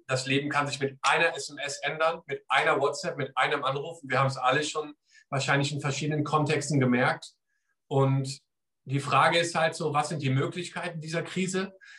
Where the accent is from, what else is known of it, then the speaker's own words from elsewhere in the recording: Germany; now in England; ich komme aus Deutschland